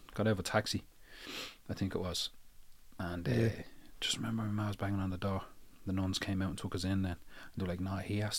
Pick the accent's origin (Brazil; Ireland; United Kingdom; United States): Ireland; Dublin, Leinster; born there; I was born to Rotunda. I was born here.